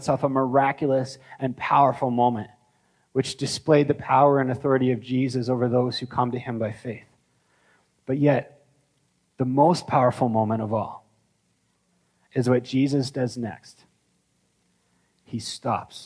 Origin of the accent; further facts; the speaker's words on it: Canada; as Canadian Christians